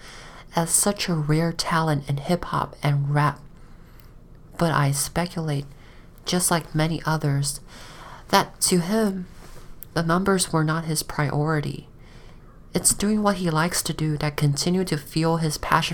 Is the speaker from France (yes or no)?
no; China; now in United States; I grew up in China